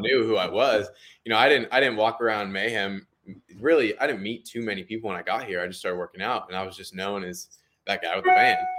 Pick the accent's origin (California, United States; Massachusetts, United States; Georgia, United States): California, United States; Temecula; moved away as an adult; also born or lived in Glendale, California; now in Tennessee, United States; I was born in Glendale, California, but I was raised in Temecula, California my entire life for, uh, up to eighteen, nineteen years